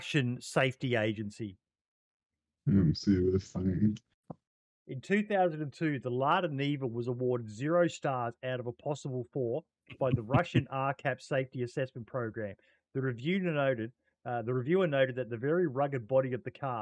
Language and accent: English; Australia; as an Australian